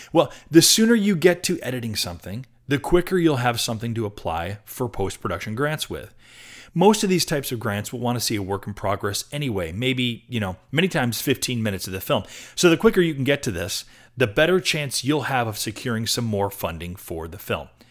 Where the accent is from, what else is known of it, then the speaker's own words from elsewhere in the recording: Rochester, New York, United States; now in Portland, United States; I'm from Rochester, New York, on the East Coast.